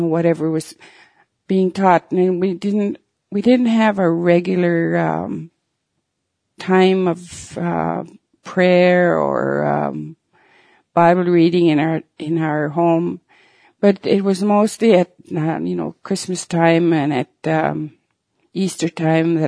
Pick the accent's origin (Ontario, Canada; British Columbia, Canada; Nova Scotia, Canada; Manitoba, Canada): Manitoba, Canada; Peguis Reserve; I was born here on Pegwis Reserve in Manitoba some 68 years ago. I lived here most of my life except for 4 years when I went to residential school.